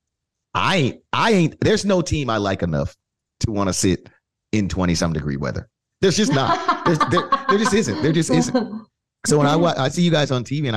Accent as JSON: {"language": "English", "region": "New York", "country": "United States", "said": "being a New Yorker"}